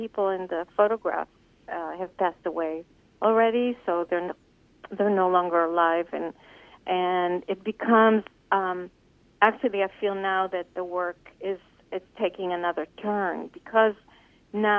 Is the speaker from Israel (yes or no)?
yes; Israel; moved away; when I grew up in Israel